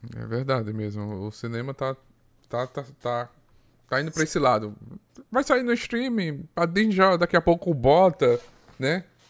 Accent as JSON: {"language": "Portuguese", "town": "Arapiraca", "region": "Alagoas", "country": "Brazil", "said": "Eu sou de Arapiraca, Alagoas"}